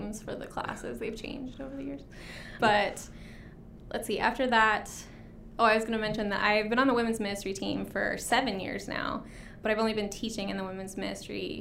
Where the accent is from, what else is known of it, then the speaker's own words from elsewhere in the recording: Troutdale, Oregon, United States; also born or lived in Salem, Oregon; I was born and raised in this area. So I grew up in Troutdale. I went to Reynolds High School